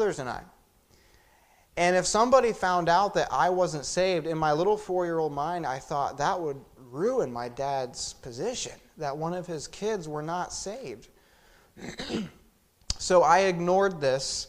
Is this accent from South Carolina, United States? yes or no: yes; Sumter, South Carolina, United States; also born or lived in Lewisburg, Pennsylvania; I was born in Lewisburg, Pennsylvania. When I was 4 years old, our family left rural central Pennsylvania, and we went down to the city of Sumter, South Carolina